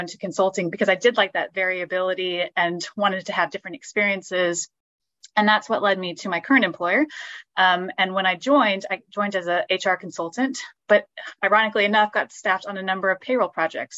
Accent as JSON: {"language": "English", "region": "Texas", "country": "United States", "moved": "as an adult", "lives_now": "London, United Kingdom", "said": "I was from Texas originally"}